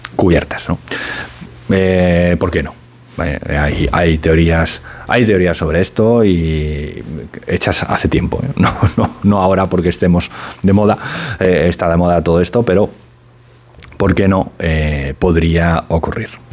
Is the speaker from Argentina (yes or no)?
no; Spain; e intuye que soy español